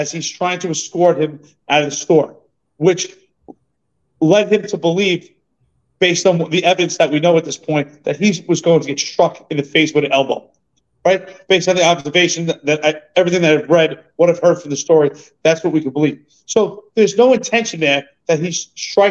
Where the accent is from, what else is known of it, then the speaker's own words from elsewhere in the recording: New York City, New York, United States; you and I grew up in New York City